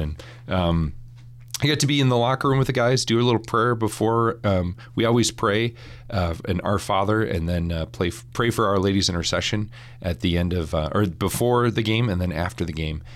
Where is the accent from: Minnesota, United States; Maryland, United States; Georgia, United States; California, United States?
Minnesota, United States; Saint Paul; moved away; I grew up in Saint Paul, Minnesota